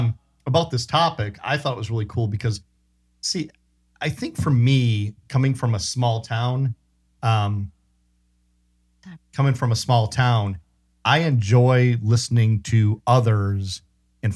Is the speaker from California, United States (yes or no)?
no; Madison, Wisconsin, United States; born there; So, of course, I was born in Madison, Wisconsin.